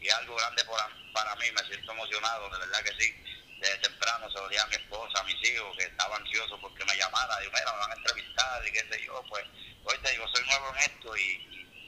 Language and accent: Spanish; Cidra, Puerto Rico; mi pueblo Sidra